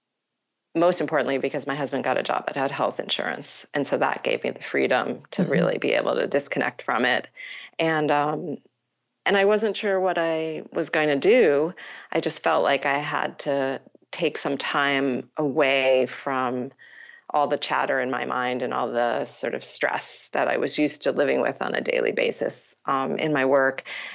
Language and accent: English; Matawan, New Jersey, United States; I grew up in Mattawa, New Jersey